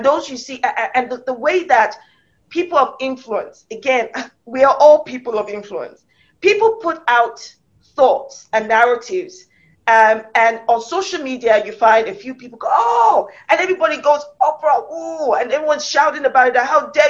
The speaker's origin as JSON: {"language": "English", "country": "United Kingdom", "said": "So as a black woman, of I'm British, and I'm Nigerian, I'm African from the roots of my head to the soles of my feet."}